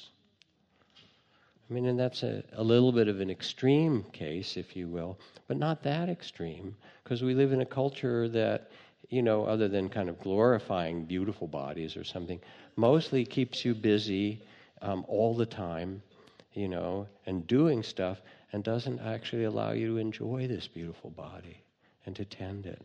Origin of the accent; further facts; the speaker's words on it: United States; being American